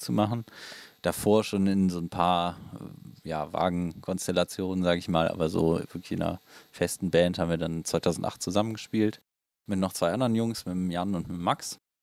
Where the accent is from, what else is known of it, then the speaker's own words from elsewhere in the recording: Willich, North Rhine-Westphalia, Germany; wir kommen beide aus Anrat